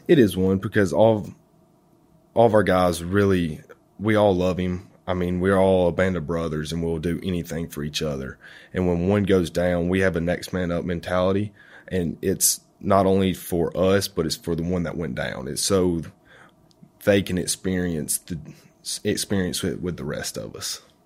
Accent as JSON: {"language": "English", "town": "Florence", "region": "Alabama", "country": "United States", "said": "I'm from Florence, Alabama"}